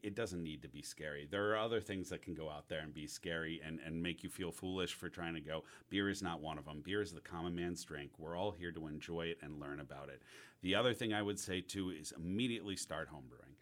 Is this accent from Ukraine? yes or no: no; the North, United States; now in Auburn, United States; I'm coming as a Northerner